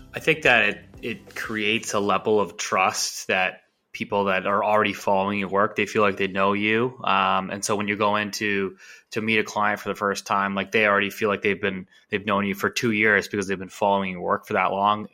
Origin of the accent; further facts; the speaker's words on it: Vancouver, British Columbia, Canada; born and raised in Vancouver